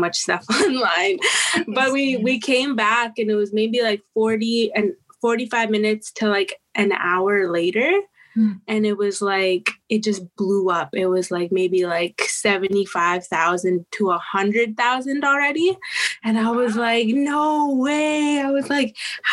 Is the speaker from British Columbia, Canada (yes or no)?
no; Saddle Lake Cree Nation, Alberta, Canada; I come to you from the Satellite Cree Nation in Treaty 6 territory over here in Alberta, Canada